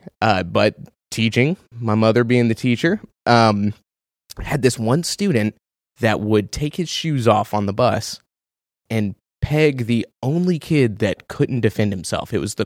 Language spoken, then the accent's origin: English; Houston, Texas, United States; also born or lived in North Carolina; No. I'm from Houston, moved around North Carolina.